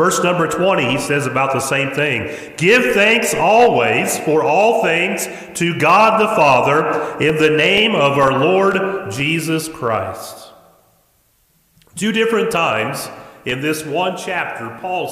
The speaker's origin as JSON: {"language": "English", "country": "United States", "tie": "born or raised there", "said": "I was born as an American. I've been an American for 50 years now"}